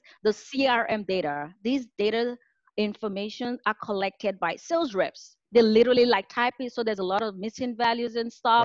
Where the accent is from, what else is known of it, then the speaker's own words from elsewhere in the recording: Nigeria; moved away as an adult; now in California, United States; I am originally from Nigeria and I moved out to the US for my master's program in computer and information systems. I live in California